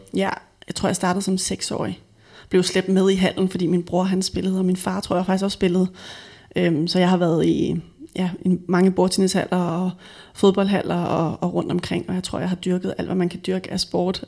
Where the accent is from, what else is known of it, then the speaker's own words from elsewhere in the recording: Frederikssund, Capital Region of Denmark, Denmark; Jeg er født og vokset op i Frederikssund og gået i folkeskole